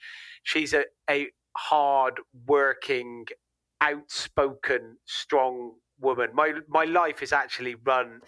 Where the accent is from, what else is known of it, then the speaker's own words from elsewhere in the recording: Gloucester, South West England, United Kingdom; I'm from Gloucester